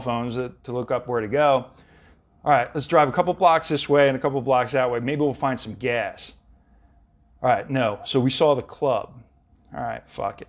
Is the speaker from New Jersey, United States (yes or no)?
no; Philadelphia, Pennsylvania, United States; moved away; also born or lived in Southern California; back in Philly, in the Delaware County area, too. I'm from West Philly.